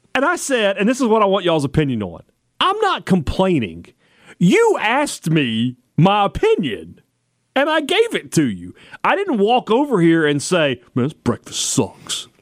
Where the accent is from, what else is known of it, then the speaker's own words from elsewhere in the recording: United States; I'm an American citizen.